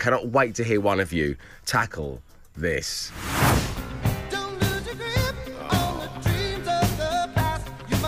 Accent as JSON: {"language": "English", "town": "Plymouth", "region": "South West England", "country": "United Kingdom", "said": "Good morning, Dave and the team. … from Plymouth."}